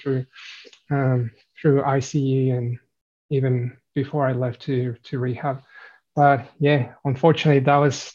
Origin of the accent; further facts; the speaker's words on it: Mexico; moved away as an adult; now in Australia; I'm originally from Mexico, came to Australia about 10 years ago.